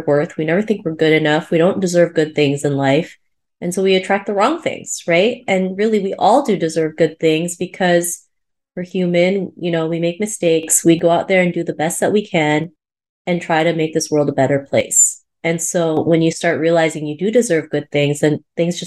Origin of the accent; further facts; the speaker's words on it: Cebu, Central Visayas, Philippines; I was born in Cebu